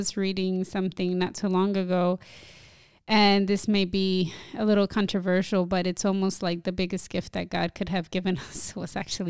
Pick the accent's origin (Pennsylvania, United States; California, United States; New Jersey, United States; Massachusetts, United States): New Jersey, United States; growing up in this generation where I am a Dominican American born and raised in Jersey